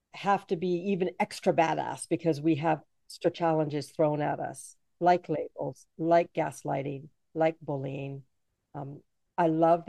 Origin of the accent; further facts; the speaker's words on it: Jamaica; now in Canada; I'm from Jamaica, and I didn't realize I was different until I moved to Canada